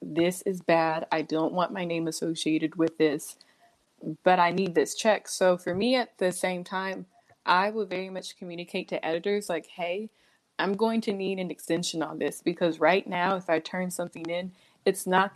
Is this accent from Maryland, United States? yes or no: no; Dallas, Texas, United States; moved away as an adult; also born or lived in Sacramento, California / Philadelphia; now in Bay Area, United States; I was born in Sacramento, California. Big old surprise, but I was raised in Texas.